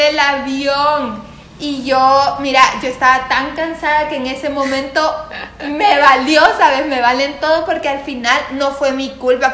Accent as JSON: {"language": "Spanish", "region": "Santa Ana", "country": "El Salvador", "said": "soy de Santa Ana"}